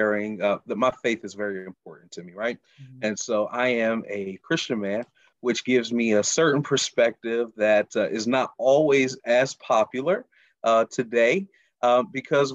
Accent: Charlotte, North Carolina, United States; moved away as an adult; now in Baltimore, United States; I'm originally from Charlotte, North Carolina. I've been in the Baltimore area for the last almost 3 years

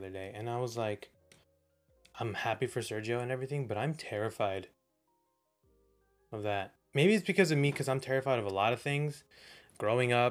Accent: Texas, United States; Texas, man. I'm from the South.

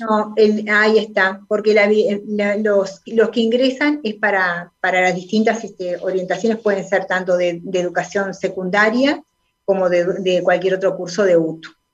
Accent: Sauce, Canelones, Uruguay; nací en Sauce

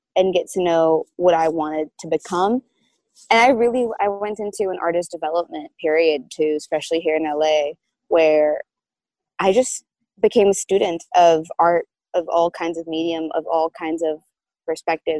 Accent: Brazil; moved away as an adult; now in New York, United States; I moved from Brazil to New York

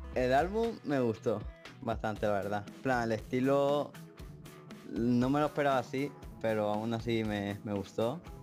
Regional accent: Spain; tengo 15 años y soy de España

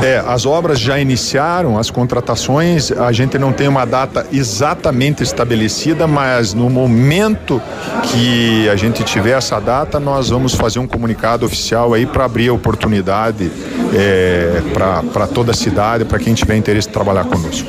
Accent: Paraná, Brazil; Como somos paranaenses, estamos próximos aqui

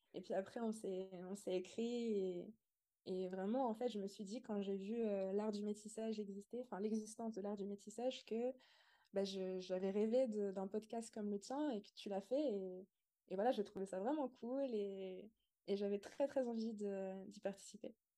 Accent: Montbrison, Auvergne-Rhône-Alpes, France; j'ai grandi dans une petite ville rurale qui s'appelle Montbrison

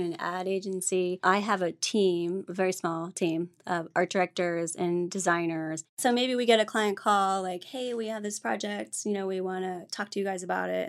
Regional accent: Ohio, United States; moved away as an adult; also born or lived in Granville, Ohio / Colorado; Originally, I'm from Ohio

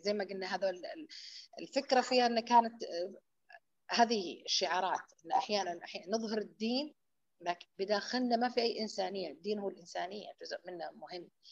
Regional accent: Hejaz, Saudi Arabia; عندنا بالحجاز

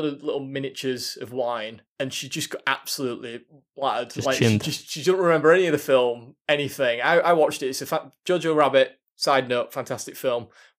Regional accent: Yorkshire and the Humber, United Kingdom; We're from Yorkshire, so when I'm going on wall and people can't understand what I'm saying or whatever

